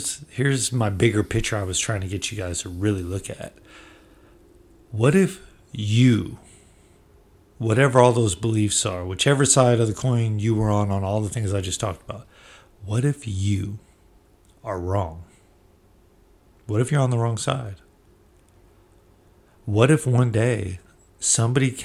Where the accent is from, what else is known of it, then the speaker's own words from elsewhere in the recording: Bay Area, California, United States; I come from the Bay Area